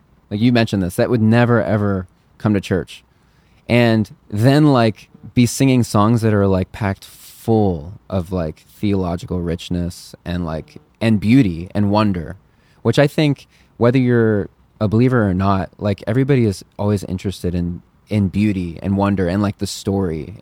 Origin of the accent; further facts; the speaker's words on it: San Diego, California, United States; now in Midwest, United States; I grew up in San Diego too